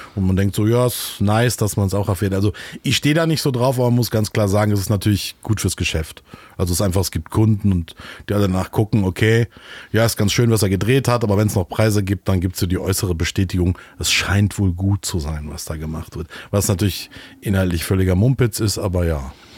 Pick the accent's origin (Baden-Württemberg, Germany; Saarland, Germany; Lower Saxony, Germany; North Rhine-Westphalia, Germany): North Rhine-Westphalia, Germany; Solingen; also born or lived in Düsseldorf; now in Hamburg, Germany; ich komme eigentlich, bin geboren in Solingen